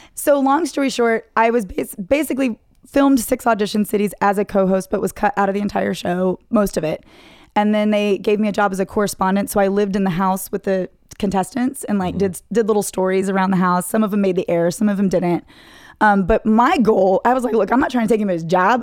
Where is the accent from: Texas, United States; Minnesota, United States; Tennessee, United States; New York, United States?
Texas, United States; Plano; I grew up in Dallas, grew up in Plano, North Dallas